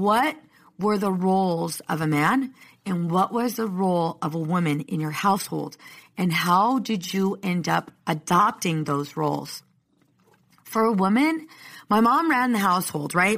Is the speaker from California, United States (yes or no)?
yes; Oceanside, California, United States; I'm from Oceanside